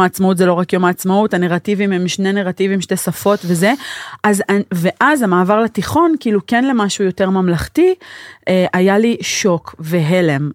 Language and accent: Hebrew; Neve Shalom, Israel; בתור מישהי שגדלה בנווה